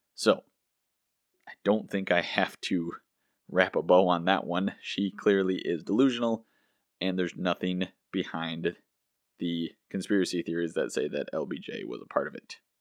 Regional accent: United States; as an American citizen

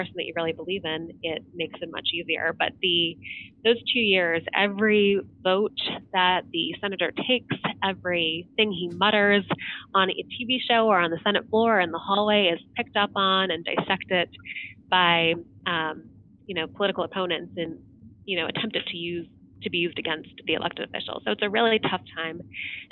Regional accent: Ohio, United States; moved away as an adult; I'm a native Ohioan, so it was fun to be working back from my home state

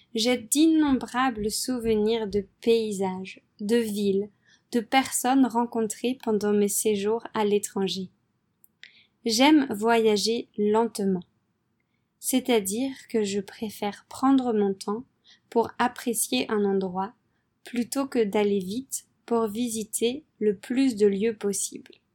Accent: France; moved away as an adult; also born or lived in Poland / Vietnam / Philippines; je suis française

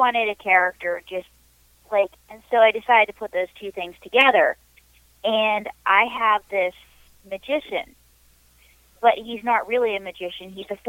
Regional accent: New York, United States; because I'm a New Yorker and I hustle, right?

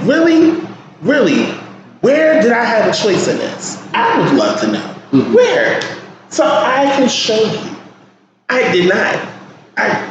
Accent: Newark, New Jersey, United States; born or raised there

